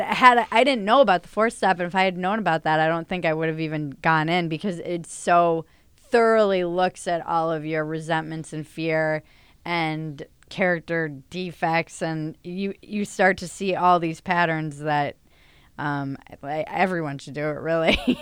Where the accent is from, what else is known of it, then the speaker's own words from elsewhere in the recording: Northeast, United States; moved away as an adult; now in Los Angeles, United States; I come from the Northeast